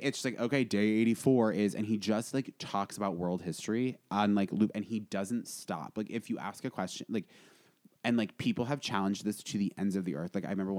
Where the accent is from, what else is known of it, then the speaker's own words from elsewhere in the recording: Vermont, United States; moved away; I grew up in Vermont. I grew up in, like, an objectively beautiful part of America.